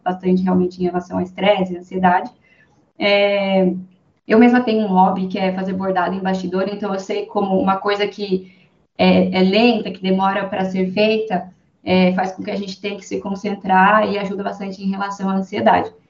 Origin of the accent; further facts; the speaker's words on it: Sorocaba, São Paulo, Brazil; sou daqui de Sorocaba